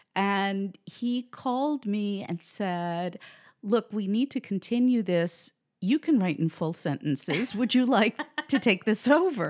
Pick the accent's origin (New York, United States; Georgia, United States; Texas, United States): New York, United States; New York City; moved away as an adult; also born or lived in Manhattan; now in New Jersey, United States; I grew up in the Bronx